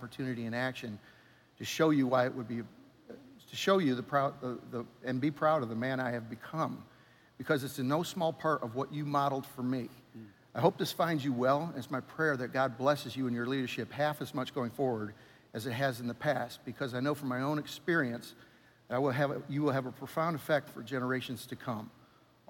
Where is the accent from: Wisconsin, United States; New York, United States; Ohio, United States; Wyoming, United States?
New York, United States; moved away; I'm from New York